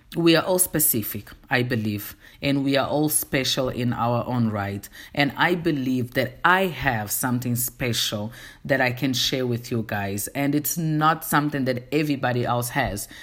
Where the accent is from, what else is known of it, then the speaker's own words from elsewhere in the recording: Angola; first language Portuguese; English is a second language; now in South Africa; I am from Angola. reside in South Africa